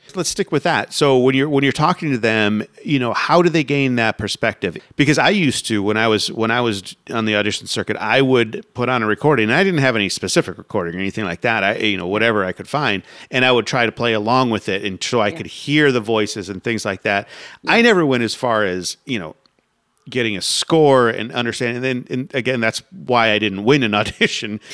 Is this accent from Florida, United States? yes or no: yes; Sarasota, Florida, United States; I grew up in Sarasota